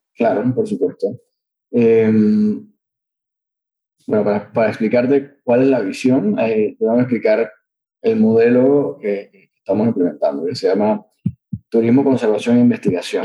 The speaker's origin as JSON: {"language": "Spanish", "country": "Panama", "said": "nosotros como panameños"}